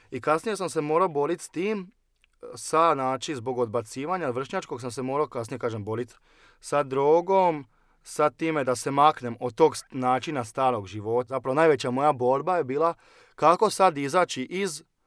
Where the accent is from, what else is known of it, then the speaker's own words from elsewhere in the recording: Osijek, Osijek-Baranja County, Croatia; dolazim iz Osijeka i cijeli život sam proveo u Osijeku, tu sam odrastao